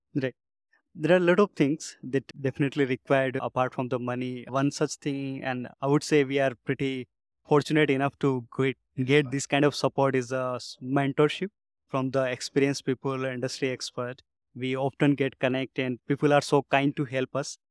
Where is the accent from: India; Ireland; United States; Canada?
India; I'm from India. There is a small village from where I am.